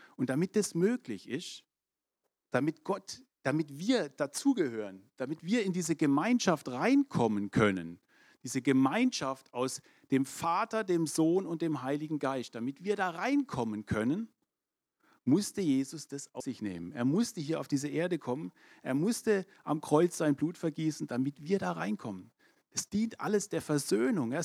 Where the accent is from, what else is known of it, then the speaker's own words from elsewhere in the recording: Germany; Ich bin der Tatsache nach Deutscher